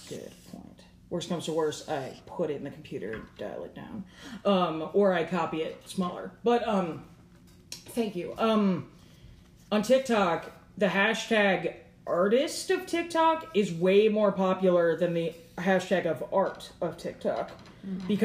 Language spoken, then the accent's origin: English; Catonsville, Maryland, United States; Oh no, I'm from Catonsville.